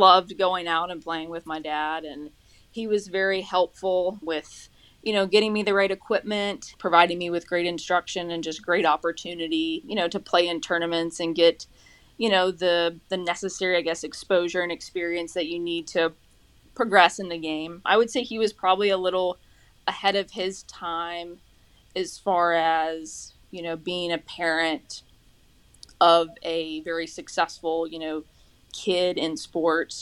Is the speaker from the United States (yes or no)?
yes; Charleston, South Carolina, United States; moved away as an adult; also born or lived in Summerville, South Carolina; now in Norfolk, United States; I'm from Somerville. I'm from Charleston.